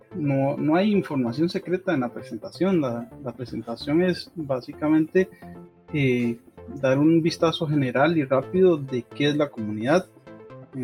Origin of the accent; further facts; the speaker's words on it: Costa Rica; como buen tico